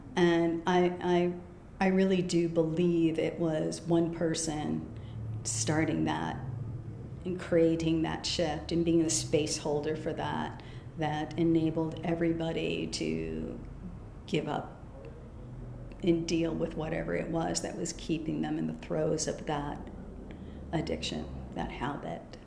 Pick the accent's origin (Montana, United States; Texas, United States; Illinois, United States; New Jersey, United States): Illinois, United States; Des Plaines; also born or lived in Chicago; I was born in Chicago proper, but when I was uh, five, we moved to the suburbs, a suburb named Des Plaines. And, um, you know, I had a Midwestern childhood